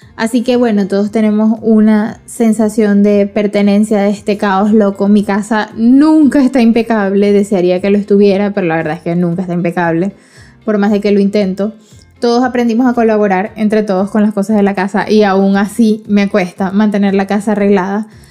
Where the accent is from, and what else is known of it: Venezuela; moved away as an adult